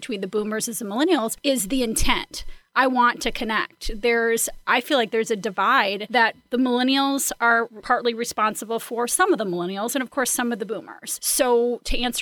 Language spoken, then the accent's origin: English; Midwest, United States; I'm from the Midwest